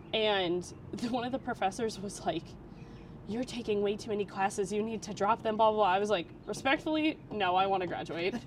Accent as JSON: {"language": "English", "region": "Vermont", "country": "United States", "tie": "born or raised there", "moved": "as an adult", "lives_now": "Florida, United States"}